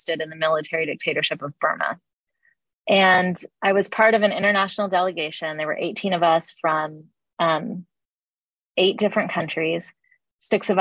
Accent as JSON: {"language": "English", "town": "Atlanta", "region": "Georgia", "country": "United States", "tie": "born or raised there", "said": "I grew up in Atlanta in the South in the 80s and 90s, very much a black and white town"}